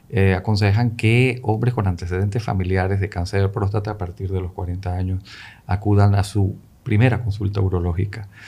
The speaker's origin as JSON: {"language": "Spanish", "town": "Caracas", "region": "Capital District", "country": "Venezuela", "tie": "born or raised there", "also_born_or_lived": "Tangier, Morocco / Spain", "said": "Yo nací en Marruecos, en Tánger, que es la puerta europea de, de, de África de ahí pasé por España y, bueno, gran parte de mi vida la pasé en Venezuela, en Caracas, a quien agradezco muchísimo."}